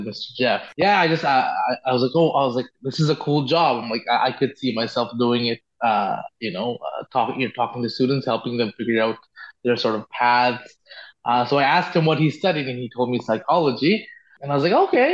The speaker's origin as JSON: {"language": "English", "region": "Bangkok", "country": "Thailand", "tie": "born or raised there", "moved": "as an adult", "lives_now": "Ottawa, Canada", "said": "I grew up in Bangkok, and I never liked the big city."}